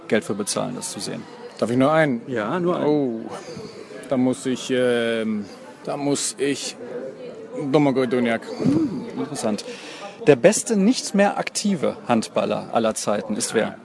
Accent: Iceland; German is a second language; moved away

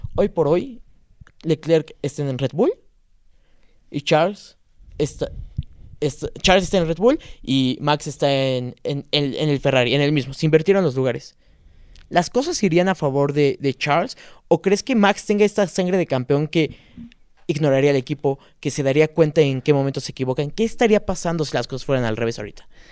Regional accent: Mexico; somos mexicanos

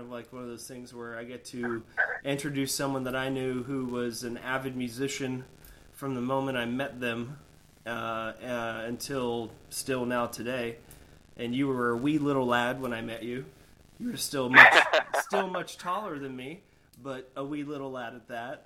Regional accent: Sarasota, Florida, United States; Sarasota, where I grew up

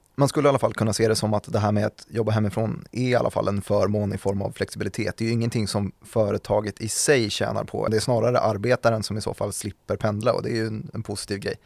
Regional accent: Täby, Stockholm County, Sweden; Täby-familjerna där jag växte upp

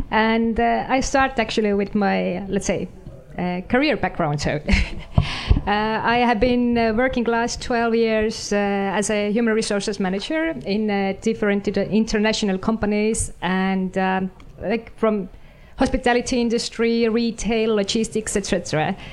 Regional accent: Estonia; first language Estonian; English is a second language; I I have born and raised in Estonia and uh, although my parents are a mix of uh, Swedish, Finnish, Russian, Latvian, and a little bit of Estonian. But I feel I'm 100% Estonian.

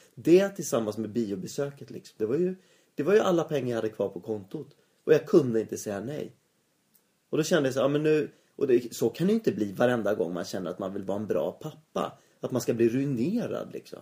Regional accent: Sweden

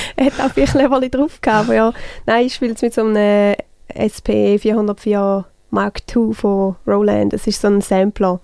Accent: St. Gallen, Switzerland; accent: St. Gallen German

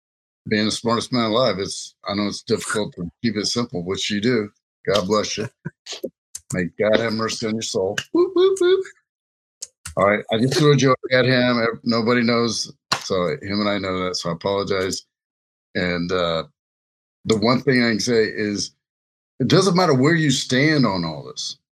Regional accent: Louisiana, United States; now in Lincoln, Nebraska, United States; I grew up in Louisiana

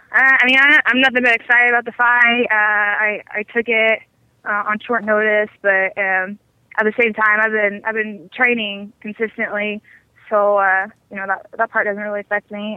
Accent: Amarillo, Texas, United States; I grew up in Amarillo. Uh, I was born and raised there.

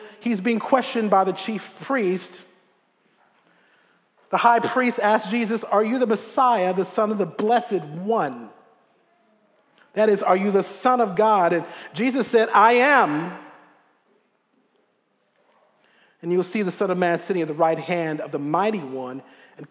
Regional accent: Silver Spring, Maryland, United States; growing up in Silver Spring

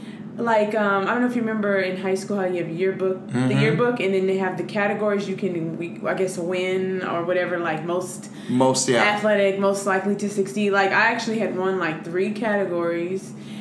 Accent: Los Angeles, California, United States; But no, I'm from Los Angeles, California.

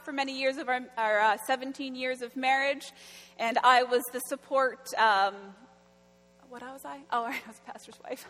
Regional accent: Florenceville, New Brunswick, Canada; I grew up in Florenceville. It's about an hour and a half north of Fredericton

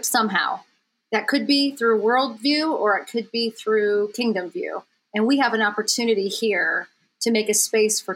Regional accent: upstate New York, United States; moved away; I'm originally from the East. I grew up in upstate New York

